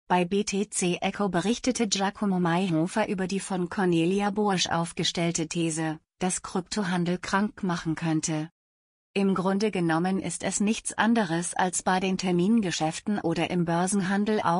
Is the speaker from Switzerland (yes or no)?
no; Zirndorf, Bavaria, Germany; So war es in meiner Heimatstadt Zirndorf in den 80er Jahren üblich, wenn man Stoffe und Kurzwaren wollte zu einem Geschäft namens der Stoffladen zu gehen.